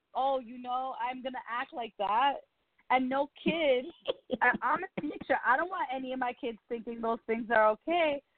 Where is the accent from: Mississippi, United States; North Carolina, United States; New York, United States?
New York, United States; I am a New Yorker